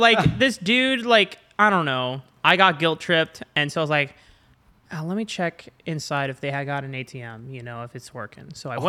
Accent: Canada; I don't give a shit. I'm Canadian.

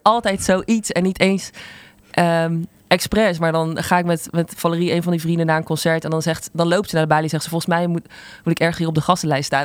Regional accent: Zundert, North Brabant, Netherlands; Ik kom uit Sundert, een dorp wat echt in de middle of nowhere is.

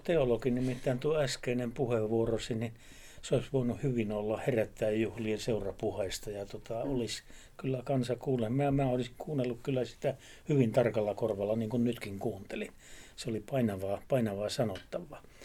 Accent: Savo, Savonia, Finland; yhden savolaisen sanonnan kanssa, kun sanotaan, että siellä meillä, meillä päin

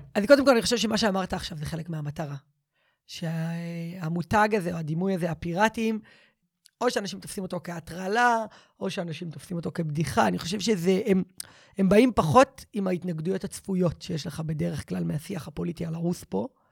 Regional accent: Givat Shmuel, Central District, Israel; גדלתי בגבעת שמואל, בבית דתי-לאומי, ליברלי, בורגני

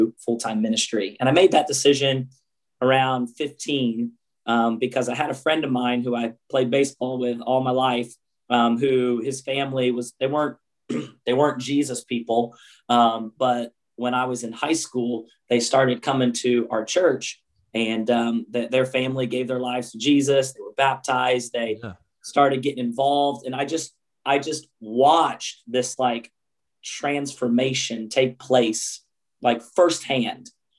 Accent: United States; moved away; I was raised about 45 minutes south of Philadelphia

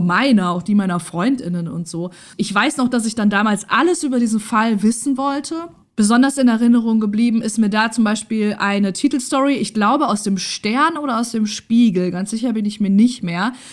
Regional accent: near Rotenburg an der Fulda, northern Hesse, Germany; moved away as an adult; now in Essen, Germany; ganz in der Nähe des Ortes, wo ich aufgewachsen bin mhm. und meine Jugend verbracht habe

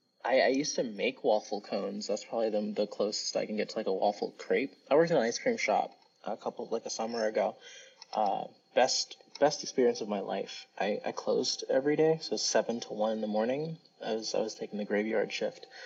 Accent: New York City, New York, United States; accent: New Yorkese; So I'm from Brooklyn. I'm from New York. So actually, in New Yorkese

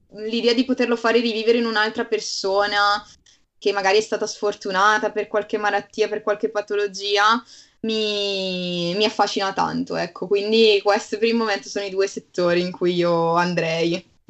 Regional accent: Bergamo, Lombardy, Italy; io vengo da Bergamo

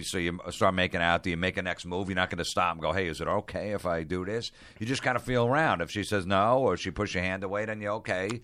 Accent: New Jersey, United States; also born or lived in Long Island, New York; I grew up in New Jersey

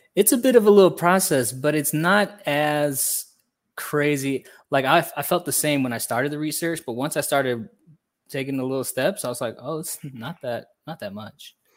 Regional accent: Hammond, Indiana, United States; moved away as an adult; now in Guatemala; I was born and raised in Northwest Indiana

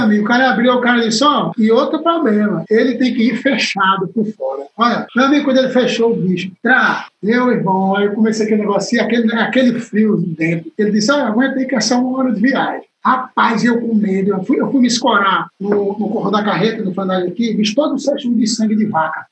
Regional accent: Quixadá, Ceará, Brazil; moved away as an adult; also born or lived in Fortaleza; Quando eu saí de Quixadá, que eu tocava na banda azul, que eu fui embora para Fortaleza, eu saí de Quixadá com 20 reais no bolso.

